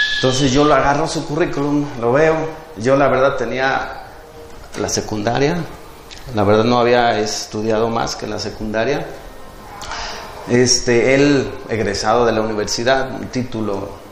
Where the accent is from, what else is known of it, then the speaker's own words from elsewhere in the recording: Tepic, Nayarit, Mexico; also born or lived in Puerto Vallarta; now in Jalpa, Mexico; yo nací en, en Tepic, Nayarit.